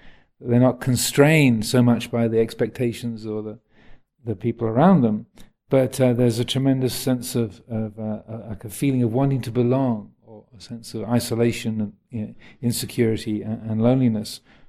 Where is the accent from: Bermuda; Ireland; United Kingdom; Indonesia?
United Kingdom; accent: English; I do have an American passport as well, so I'm partly American. My accent isn't 100% English anymore.